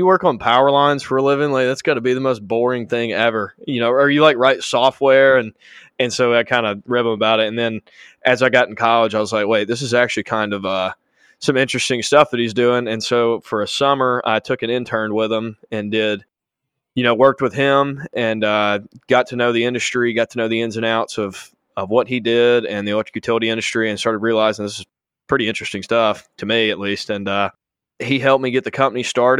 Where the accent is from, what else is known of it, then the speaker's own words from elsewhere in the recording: Chelsea, Alabama, United States; I'm originally from Birmingham, just out of Birmingham called Chelsea, and grew up